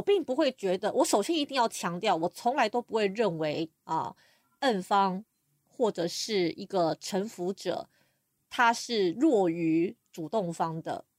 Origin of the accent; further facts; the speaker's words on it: Taiwan; 那我是台湾人，我在台湾目前是皮神与虐帮和服神的成员，同时我也是台湾的清华大学爱育实务社的社团指导老师